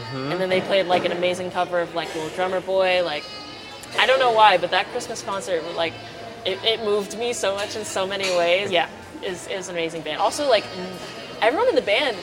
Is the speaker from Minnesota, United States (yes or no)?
no; Lake Mary, Florida, United States; also born or lived in Orlando; I grew up in Lake Mary